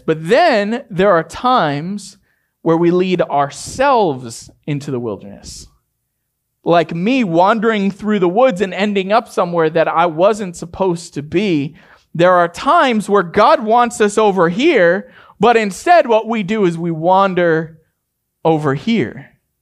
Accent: Maine, United States; I grew up in Maine

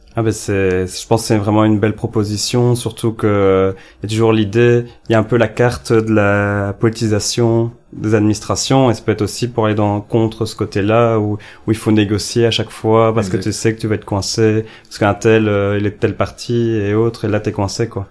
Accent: Ellezelles, Wallonia, Belgium; je viens d'Elzel, qui est un petit village en Wallonie-Picarde

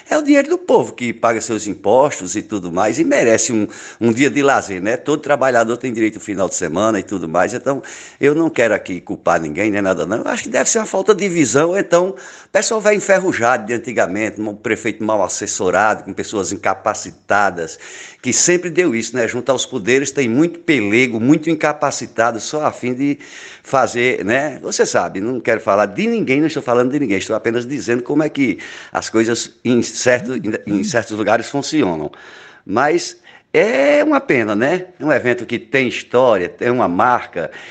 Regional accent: Cajazeiras, Paraíba, Brazil; Quando eu era menina em Cajazeiras, é, a NPR é antiga, tem uma história muito antiga

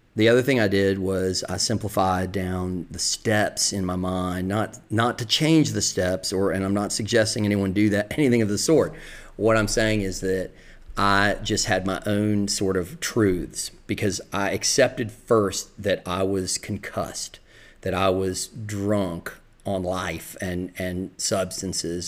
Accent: the South, United States; accent: Southern; moved away; also born or lived in the North (high school); people would talk about my Southern accent

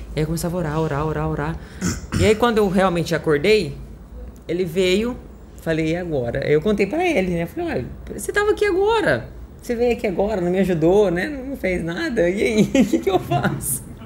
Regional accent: Franca, São Paulo, Brazil; Sou de Franca, interior de São Paulo

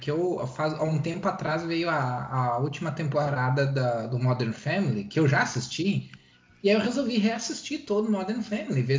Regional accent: Rio Grande do Sul, Brazil; now in Santa Catarina, Brazil; eu não sou mais gaúcho, eu sou Sou catarinense, cara. Sou do mundo.

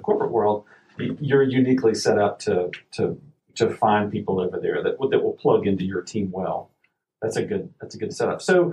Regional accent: Florida, United States; moved away; I'm a transplant, I've been here since 99. So this, it's my second hometown now. After growing up in Florida

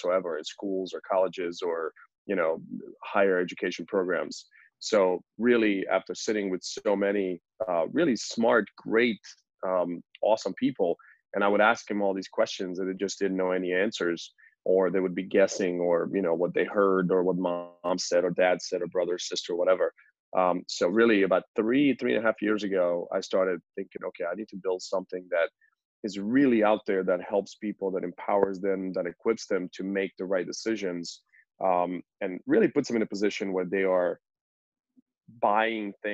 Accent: Croatia; moved away as an adult; also born or lived in West Virginia; I came from Croatia when I was 18 and came to college

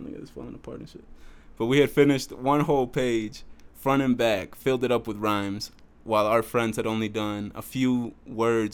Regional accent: Beloit, Wisconsin, United States; also born or lived in Jiménez, Chihuahua, Mexico; Me and my two brothers had moved into a women's shelter with my mother in Beloit, Wisconsin

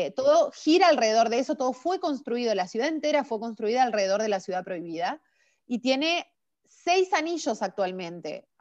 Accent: Chacabuco, Buenos Aires Province, Argentina; moved away as an adult; also born or lived in La Plata, Argentina; now in Beijing, China; Yo nací en Chacabuco, provincia de Buenos Aires. Eh, de cualquier forma, mis últimos años los viví en la ciudad de La Plata

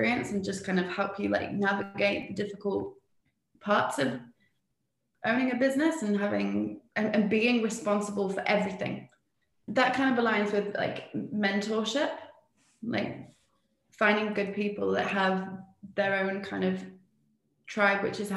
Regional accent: Spain; also born or lived in England; now in New Zealand; I'm English, but I grew up in Spain and I now live in New Zealand

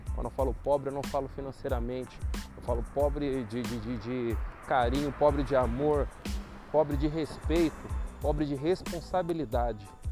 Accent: Brazil; eu sou brasileiro

